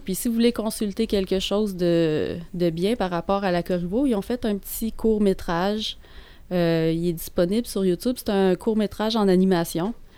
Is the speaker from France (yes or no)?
no; Quebec, Canada; par chez nous, au Québec.